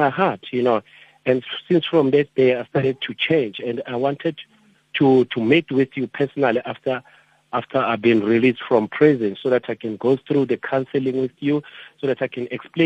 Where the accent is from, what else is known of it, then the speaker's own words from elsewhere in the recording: Roodepoort, Gauteng, South Africa; I was born in Roodepoort. I'm matriculated also in Roodepoort.